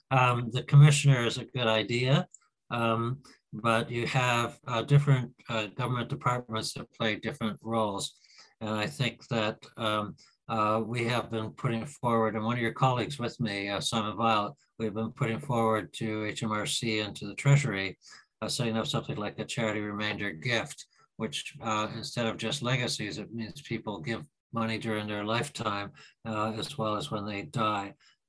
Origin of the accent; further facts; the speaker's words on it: Canada; moved away; I mean, I came from Canada 21 years ago